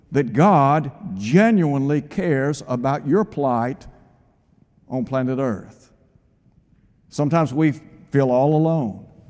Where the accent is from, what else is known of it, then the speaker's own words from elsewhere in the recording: Chattanooga, Tennessee, United States; When I was a child growing up in Chattanooga, the neighborhood that I lived in, we knew everybody.